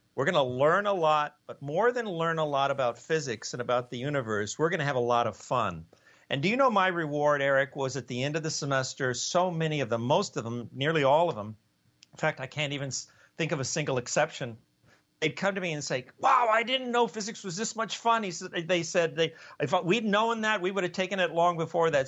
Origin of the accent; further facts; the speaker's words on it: Los Angeles, California, United States; moved away as an adult; also born or lived in Ithaca, New York / Cambridge, Massachusetts; I was born in East LA, so that was kind of on the wrong side of the tracks